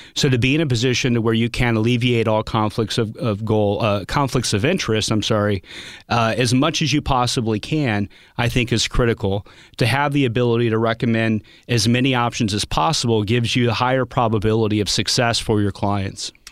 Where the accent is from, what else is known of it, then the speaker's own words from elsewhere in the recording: Pacific, Missouri, United States; I grew up in Little Pacific, Missouri, not with a, a ton of money